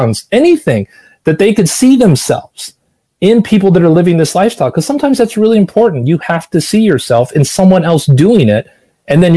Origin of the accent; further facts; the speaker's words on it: Los Angeles, California, United States; moved away as an adult; also born or lived in Seattle / New York / Boston; I was born in Seattle. I learned to talk in New York. I learned to walk in Boston. I learned to run in Los Angeles. And I lived in Los Angeles for 40 of my 50 years.